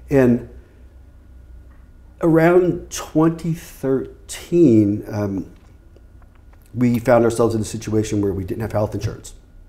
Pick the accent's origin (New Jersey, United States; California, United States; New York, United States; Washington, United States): New York, United States; funny thing is that in my family, I'm the least New Yorker of all of my family. I mean, I I've lost my accent, and I'm not as out there.